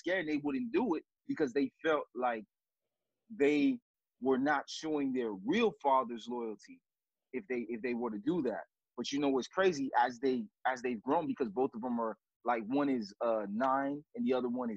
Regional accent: Miami, Florida, United States; moved away as an adult; now in Kansas City, United States; I'm not from here, I'm from Miami

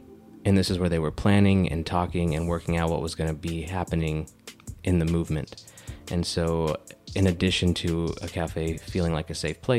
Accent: United States; I identify as Chicano, and what that means is that I am American-born of Mexican descent.

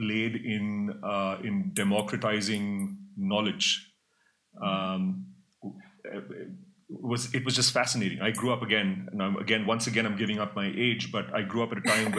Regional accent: Mumbai, Maharashtra, India; I grew up in India, in Mumbai.

